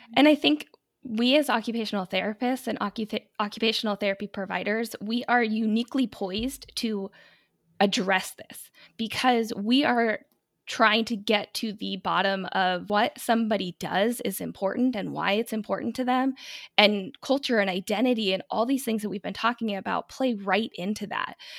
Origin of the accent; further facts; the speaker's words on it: United States; I'm American.